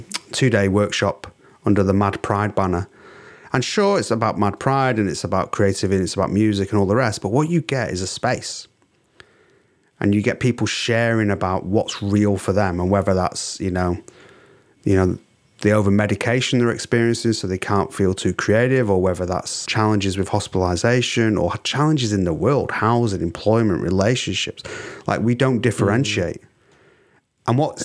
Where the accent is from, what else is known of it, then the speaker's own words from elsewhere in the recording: England, United Kingdom; I'm English.